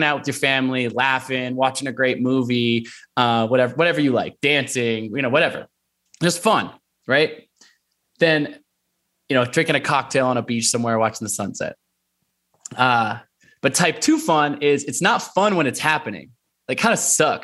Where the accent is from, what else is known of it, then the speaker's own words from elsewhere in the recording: Portland, Oregon, United States; also born or lived in Olympia, Washington; growing up in Portland, Oregon